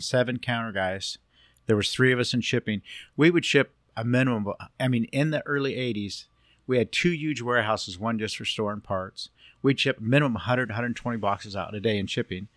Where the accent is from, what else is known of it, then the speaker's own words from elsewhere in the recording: Long Beach, California, United States; also born or lived in Cypress, California / Alta Loma, California; I was born and raised over here in Long Beach